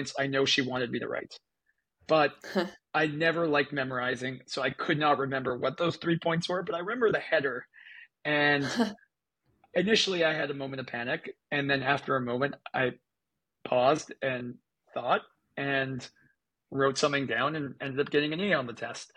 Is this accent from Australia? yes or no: no; Canada; I'm from Canada. I grew up in Canada and went to a public school in Canada.